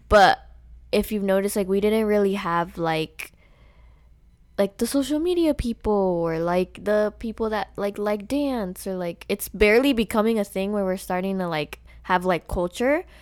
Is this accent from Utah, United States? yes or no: no; Las Vegas, Nevada, United States; We are both grew up on the East Side